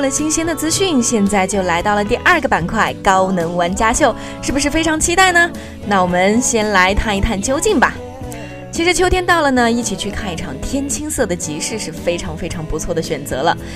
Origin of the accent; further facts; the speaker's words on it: northern China, China; now in Jinhua, China; 我作为一个北方人呢，其实我不是很喜欢吃甜食的